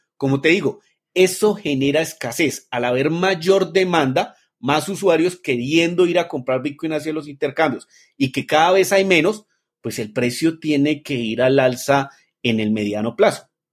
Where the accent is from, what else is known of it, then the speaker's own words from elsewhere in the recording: Colombia; nací en Colombia.